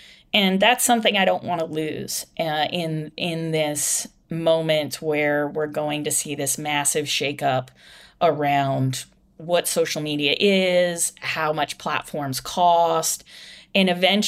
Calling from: Ireland; I'm calling you from Ireland right now.

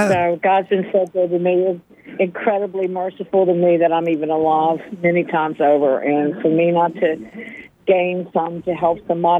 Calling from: Raleigh, North Carolina, United States; Raleigh, North Carolina.

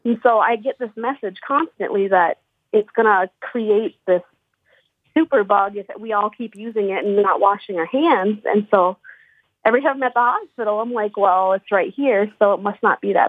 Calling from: St. Cloud, Minnesota, United States; St. Cloud, Minnesota. So it's like central Minnesota, like right in the middle.

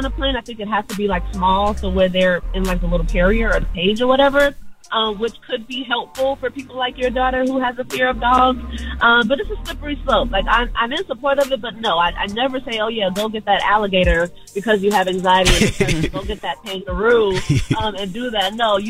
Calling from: Atlanta, Georgia, United States; I'm calling from Atlanta. I'm a therapist in Atlanta.

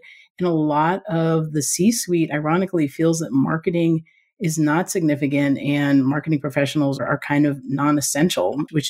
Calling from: Reno, Nevada, United States; Today, I'm calling from Reno, Nevada.

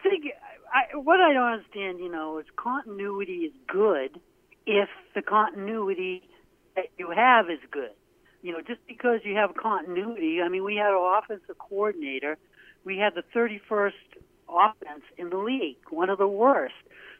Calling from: Portland, United States; This is … from Portland.

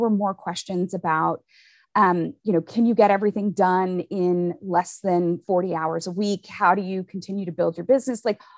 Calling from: Austin, Texas, United States; So I am tuning in and calling in from Austin, Texas.

